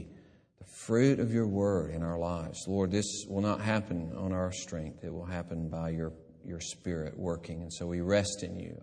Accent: Gadsden, Alabama, United States; moved away; also born or lived in Columbus, Mississippi; my hometown, Gadsden

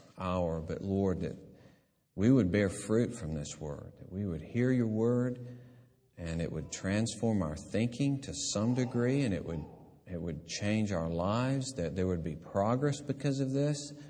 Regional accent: Gadsden, Alabama, United States; moved away; also born or lived in Columbus, Mississippi; my hometown, Gadsden

